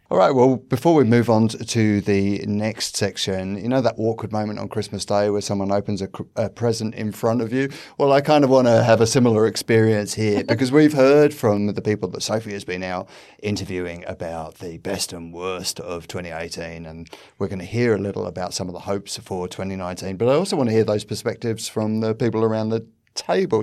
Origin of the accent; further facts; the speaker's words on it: United Kingdom; now in Australia; As a British person